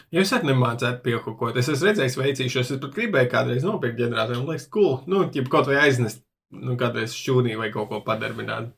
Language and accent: Latvian; Riga, Latvia; es uzaugu mikrorajonā, Juglā, kur ir diezgan daudz krievu valodīgie.